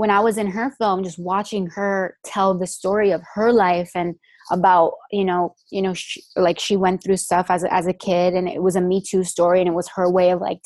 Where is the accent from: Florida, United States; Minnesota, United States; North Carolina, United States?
Florida, United States; Miami; now in Los Angeles, United States; I'm obviously here from Miami too. I went to New World for our senior year